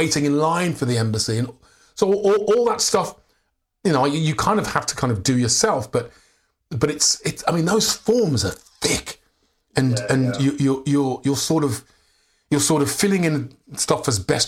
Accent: England, United Kingdom; I'm from England

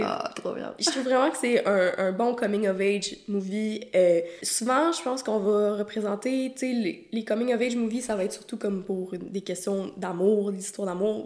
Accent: Quebec, Canada; je suis québécoise

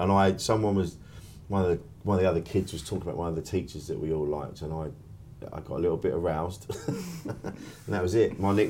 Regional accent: Orpington, London, United Kingdom; we grew up in the same ends, mate. I grew up in Orpington.

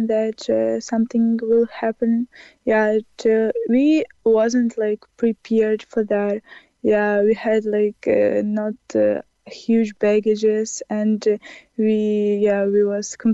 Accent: Ukraine; moved away as an adult; now in Cork, Ireland

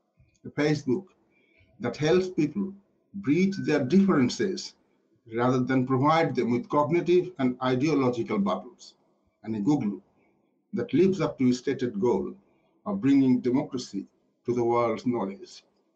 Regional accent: Yorkshire and the Humber, United Kingdom; You know, I grew up in Yorkshire, so I can hardly be called a dreamer.

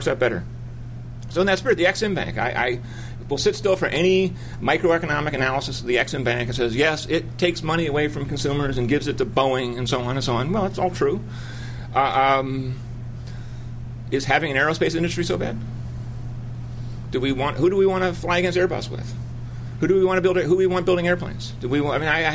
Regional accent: Chicago, Illinois, United States; I grew up in Chicago

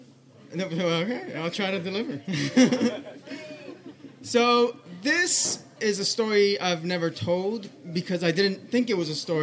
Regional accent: Colombia; I'm from Colombia. It's a very traditional country.

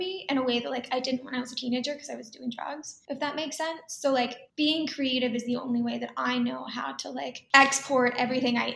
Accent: Dallas, Texas, United States; moved away; also born or lived in Tokyo, Japan / New York City; growing up in Texas

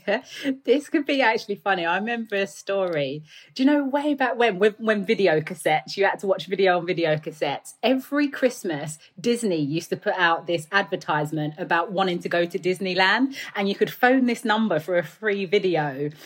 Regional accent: London, United Kingdom; accent: Cockney; also born or lived in United States; I grew up in the East End of London in a flat in a tower building

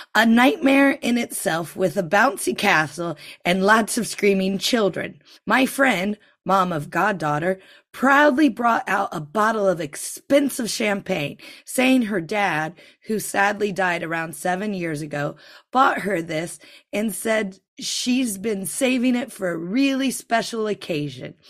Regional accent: United States; now in United Kingdom; I'm American

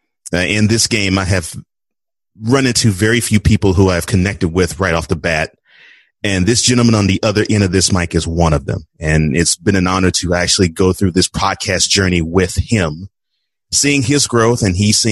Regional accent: Houston, Texas, United States; also born or lived in New Orleans; moved to Houston

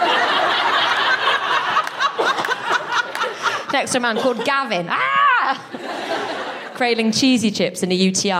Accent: France; moved away as an adult; now in United Kingdom; I grew up in France. I moved back to the UK as an adult.

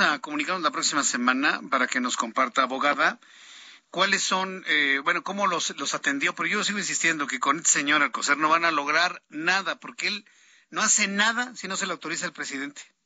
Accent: Mexico

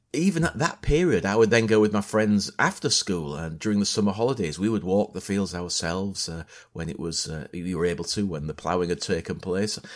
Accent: near Hull, Yorkshire and the Humber, United Kingdom; I grew up in East Yorkshire, a little village on the outskirts of Hull

